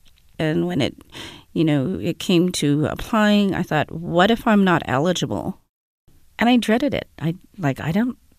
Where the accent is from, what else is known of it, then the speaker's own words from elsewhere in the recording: Winnipeg, Manitoba, Canada; I'm from Winnipeg